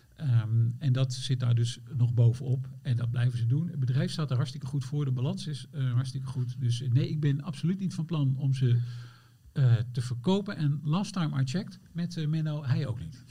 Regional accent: eastern Netherlands, Netherlands; now in Amsterdam, Netherlands; ik kom oorspronkelijk uit het oosten van het land.

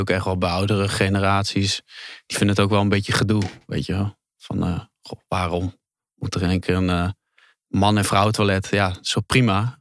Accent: Netherlands; geboren in Nederland

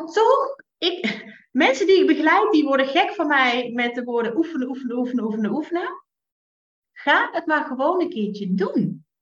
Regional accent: Limburg, Netherlands; also born or lived in Utrecht / North Brabant; now in Drenthe, Netherlands; als Limburgse

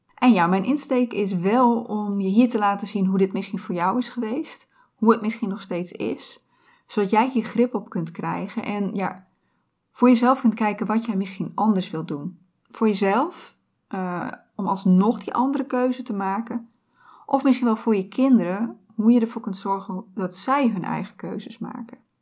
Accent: Friesland, Netherlands; moved away as an adult; also born or lived in Groningen; ik ben opgegroeid in Friesland

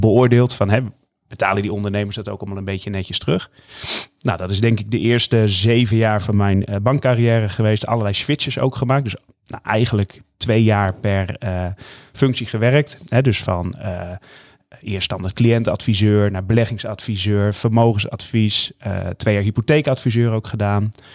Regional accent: northern Netherlands, Netherlands; mijn roots liggen hier in Noord-Nederland

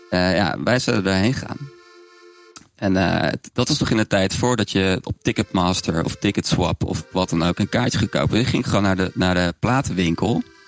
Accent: Zwolle, Overijssel, Netherlands; also born or lived in Gelderland; ik ben een Zwolse, Zwolse jongen

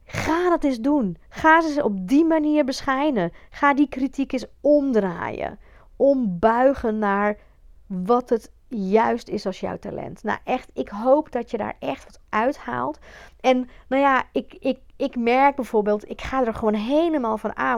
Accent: Belgium; now in Netherlands; ik kom uit België. Ik heb echt op een, een beetje ouderwetse klassieke ja, eh, katholieke school gezeten

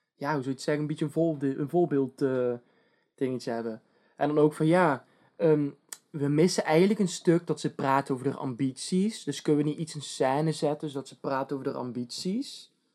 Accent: Netherlands; wij zijn Nederlanders

